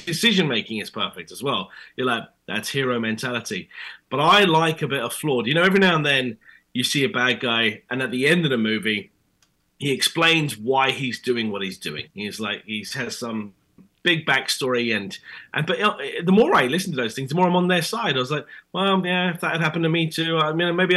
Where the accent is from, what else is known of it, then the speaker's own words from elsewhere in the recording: United Kingdom; accent: British; my British accent